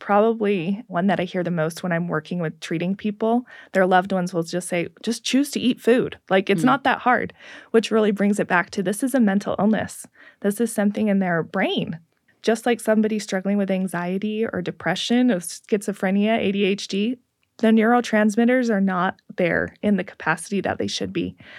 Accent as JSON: {"language": "English", "region": "Pacific Northwest", "country": "United States", "tie": "born or raised there", "said": "I grew up in the Northwest, and I remember we would come to visit Utah"}